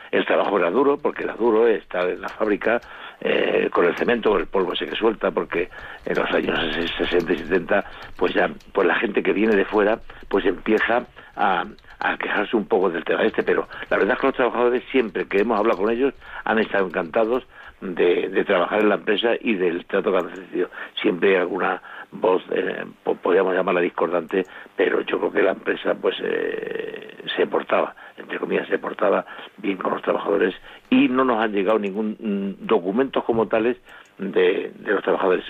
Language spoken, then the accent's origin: Spanish; Extremadura, Spain; also born or lived in Vicálvaro, Madrid; now in Madrid, Spain; soy de origen extremeño, llego a Vicalo en los años 70 buscando trabajo